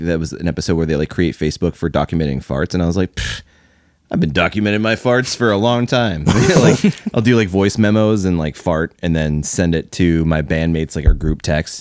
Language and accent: English; Louisville, Kentucky, United States; I grew up in Louisville, Kentucky